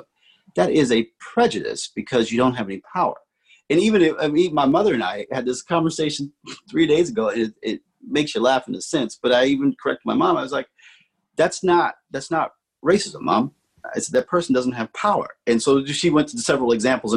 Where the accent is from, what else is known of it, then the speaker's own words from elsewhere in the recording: Omaha, Nebraska, United States; I'm from Omaha, Nebraska